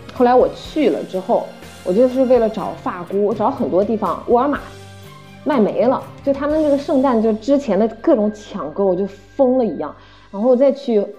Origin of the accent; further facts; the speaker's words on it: China; moved away; 我们中国人